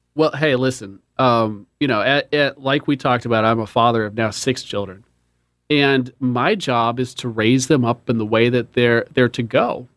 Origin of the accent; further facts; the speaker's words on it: Seattle, Washington, United States; moved away as an adult; now in Charlotte, United States; born and raised in Seattle, um, great place to grow up